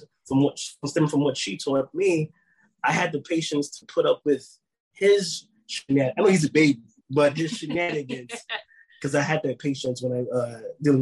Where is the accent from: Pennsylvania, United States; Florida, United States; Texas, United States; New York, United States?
New York, United States; New York City; also born or lived in Mount Vernon, New York; being in the Bronx, growing up in the Bronx at that time